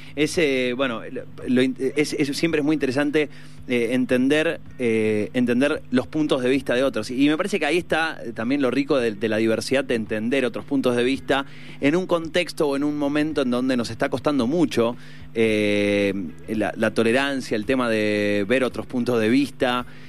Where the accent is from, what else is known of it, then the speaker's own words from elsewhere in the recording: Argentina; nosotros como, como argentinos